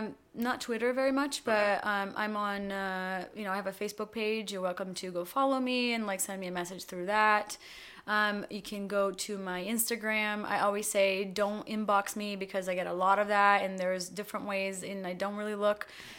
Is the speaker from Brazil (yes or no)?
yes; Brazil; now in United States; we growing up in Brazil before the internet, everything came to us about 10 years later.